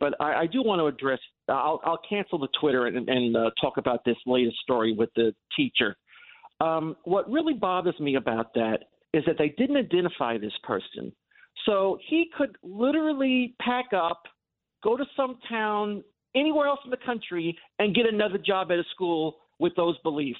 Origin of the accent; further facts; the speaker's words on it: Long Island, New York, United States; being an interracial child growing up on Long Island